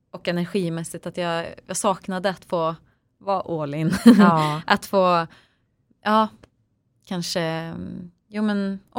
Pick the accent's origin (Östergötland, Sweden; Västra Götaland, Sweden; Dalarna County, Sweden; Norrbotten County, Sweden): Västra Götaland, Sweden; Töreboda; så jag är född och uppvuxen i lilla Töreboda